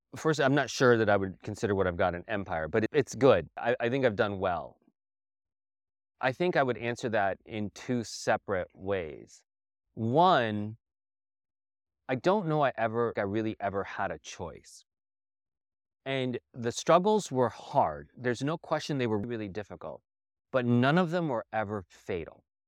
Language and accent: English; Southwest, United States; also born or lived in New York / India; growing up in the Southwest. and all of the flavors that came from here.